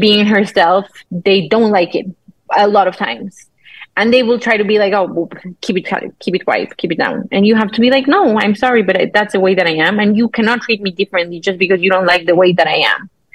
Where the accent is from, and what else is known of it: Mexico